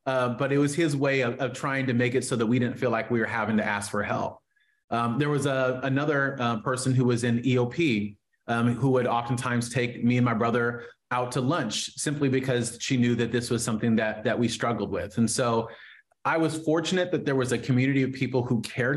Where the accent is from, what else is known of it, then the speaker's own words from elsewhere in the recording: far Northern California, United States; also born or lived in Oakland, California; now in Sacramento, United States; We moved from the Bay Area to far Northern California